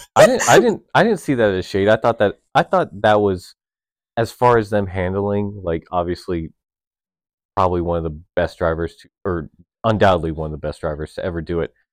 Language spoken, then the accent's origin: English; United States; as an American fan that loves American teams